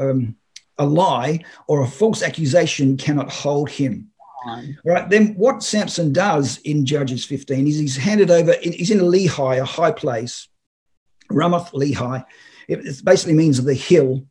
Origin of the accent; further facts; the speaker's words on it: Australia; I'm Australian